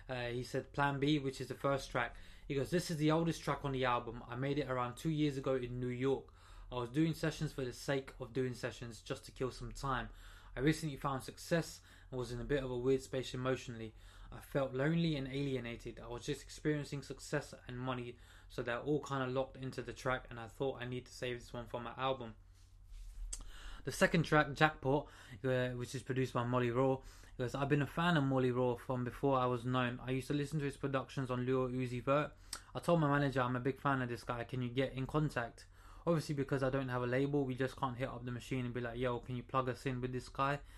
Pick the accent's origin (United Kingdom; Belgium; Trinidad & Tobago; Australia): Trinidad & Tobago; I'm from Trinidad